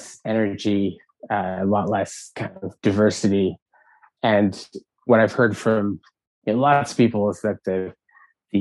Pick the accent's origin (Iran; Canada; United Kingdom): Canada; Montreal, Quebec; growing up in Montreal